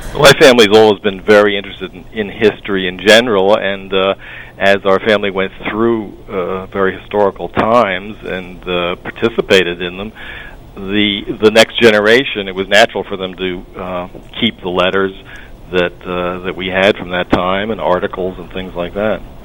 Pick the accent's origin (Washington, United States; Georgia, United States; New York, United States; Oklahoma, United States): New York, United States; Spring Valley; I'm uh, a native of Rockland as well, born and raised in Spring Valley, New York